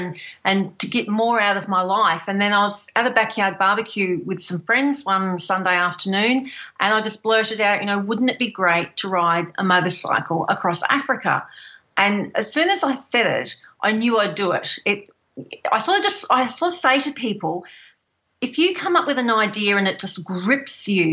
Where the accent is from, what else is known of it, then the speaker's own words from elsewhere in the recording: Healesville, Victoria, Australia; also born or lived in Coober Pedy, South Australia; I'm from Healesville near Melbourne in Australia